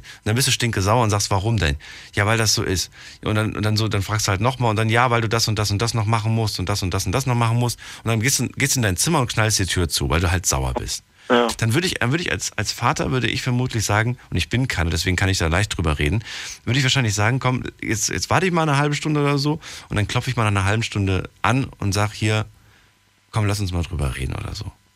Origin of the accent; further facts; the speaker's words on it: Frankfurt, Hesse, Germany; Ich auch